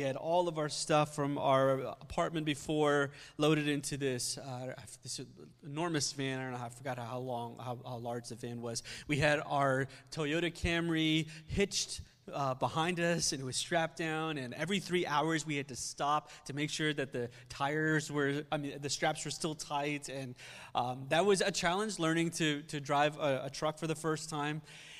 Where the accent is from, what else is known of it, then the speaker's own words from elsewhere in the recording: India; also born or lived in Philadelphia, United States; now in United States; I spent some time in high school there. And when we came to the country from India, we lived in Philly in the beginning.